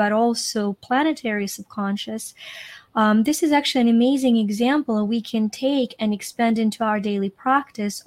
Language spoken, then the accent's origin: English; Ukraine; now in United States; I'm Ukrainian. And, I grew up in Ukraine.